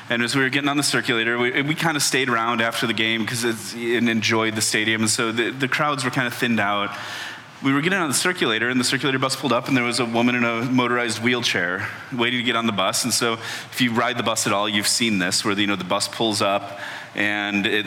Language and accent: English; Chicago, Illinois, United States; now in Washington, D.C., United States; I grew up in Chicago